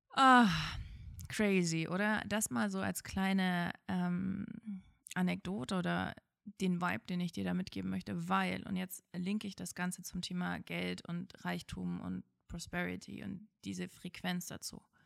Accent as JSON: {"language": "German", "region": "former East Germany", "country": "Germany", "said": "Ich komme aus der ehemaligen DDR und ähm, als ich, ich bin gerade so in der Wendezeit geboren"}